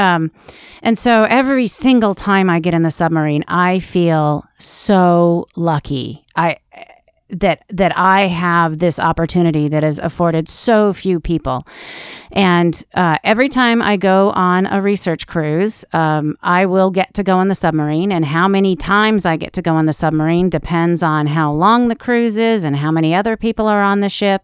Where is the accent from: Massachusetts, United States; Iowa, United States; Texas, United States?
Iowa, United States; I grew up in Iowa.